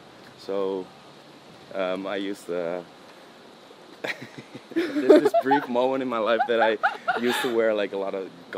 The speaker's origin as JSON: {"language": "English", "town": "Amsterdam", "region": "North Holland", "country": "Netherlands", "tie": "born there", "said": "Yes, yeah. I was born in the Netherlands."}